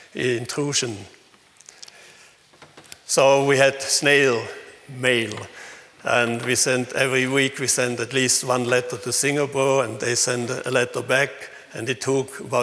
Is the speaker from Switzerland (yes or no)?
yes; Switzerland; accent: Swinglish; English is a second language; also born or lived in Thailand